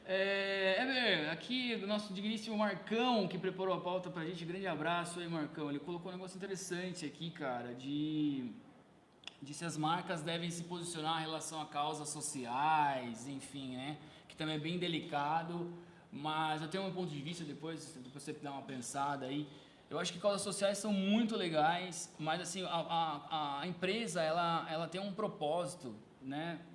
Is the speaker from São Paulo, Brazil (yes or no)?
yes; Sorocaba, São Paulo, Brazil; A gente é da cidade de Sorocaba aqui